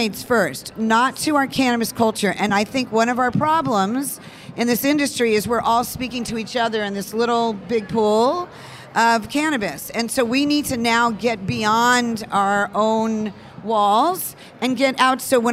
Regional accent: California, United States; I'm from California

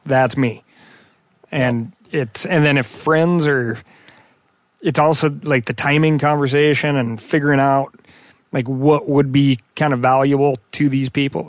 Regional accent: Missoula, Montana, United States; growing up in Missoula

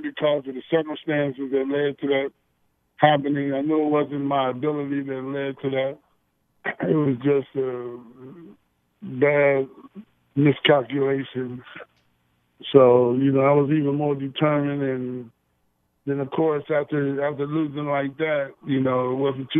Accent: Columbus, Ohio, United States; I lived a little ways from there, grew up in the Linden area

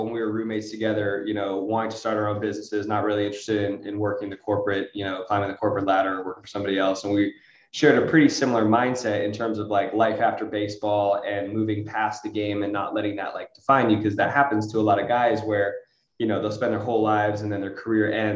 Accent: Los Angeles, California, United States; I was from the Los Angeles area

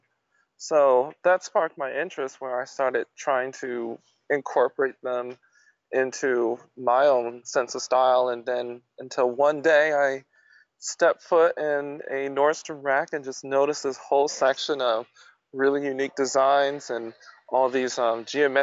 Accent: Jacksonville, Florida, United States; my hometown

